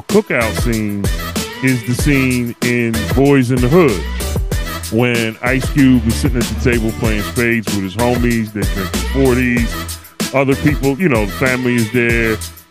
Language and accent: English; Philadelphia, Pennsylvania, United States; I am from Philadelphia, Philly